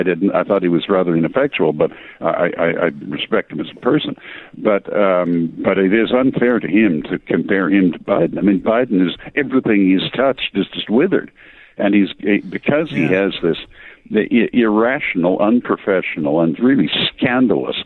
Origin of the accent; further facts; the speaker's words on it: England, United Kingdom; accent: heavy English; my heavy English accent